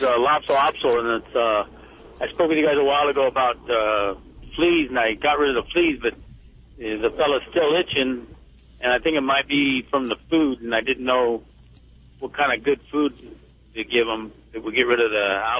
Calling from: Camarillo, California, United States; Camarillo, California.

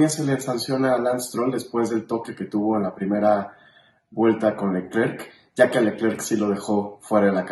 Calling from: Mexico City, Mexico; Hola, formulero … de la Ciudad de México.

